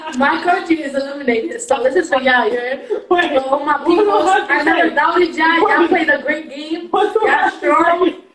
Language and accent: English; Colombia; moved away; I'm Colombian, I've been living in this London.